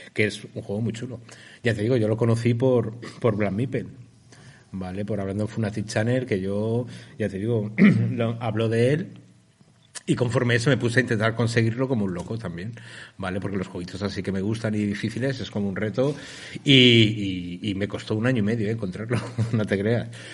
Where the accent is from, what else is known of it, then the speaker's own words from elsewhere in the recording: Valencia, Valencian Community, Spain; nosotros somos de Valencia